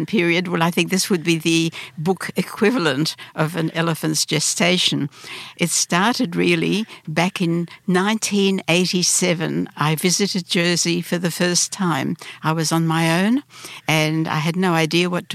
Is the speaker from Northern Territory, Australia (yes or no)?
no; Sydney, New South Wales, Australia; English is a second language; also born or lived in Lviv, Ukraine / Brisbane, Australia / Melbourne, Australia; I said, "Australia."